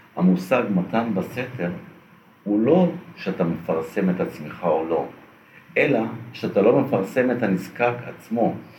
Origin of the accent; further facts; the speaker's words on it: Holon, Tel Aviv District, Israel; now in Ramat Gan, Israel; אני נולדתי בג'סי כהן בחולון, שכונת מצוקה, חדר וחצי, עשרה נפשות